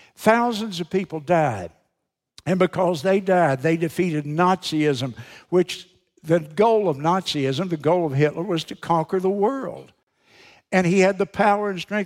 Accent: United States; being an American

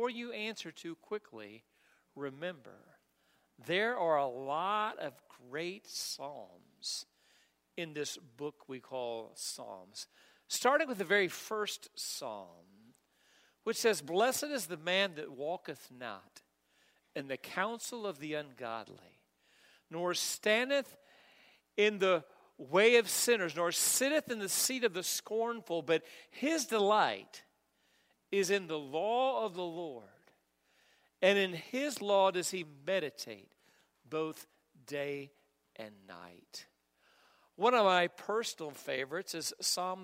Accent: Missouri, United States; now in Kentucky, United States; I'm from Missouri

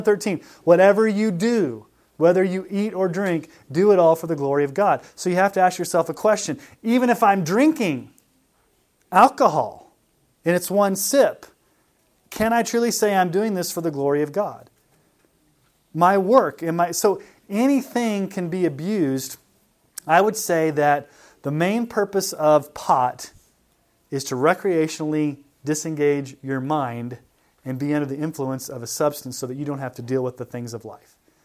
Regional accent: Colorado, United States; I'm from Colorado

